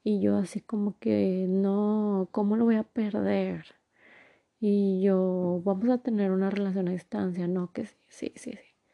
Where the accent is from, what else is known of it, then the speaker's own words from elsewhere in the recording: Durango, Mexico; born there; bueno, yo nací en Durango, entonces decí, y toda mi familia está en Durango, mis abuelos, mis tíos, mis primos